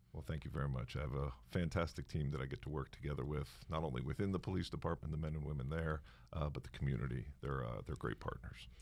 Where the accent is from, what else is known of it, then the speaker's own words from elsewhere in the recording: North Miami, Florida, United States; I was born in the city of North Miami.